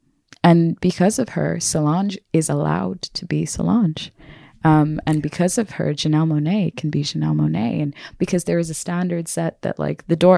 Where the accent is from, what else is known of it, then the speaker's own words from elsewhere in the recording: United States; I am a person from America who has a history of and a heritage of my ancestors being enslaved. So I have a disconnection from home.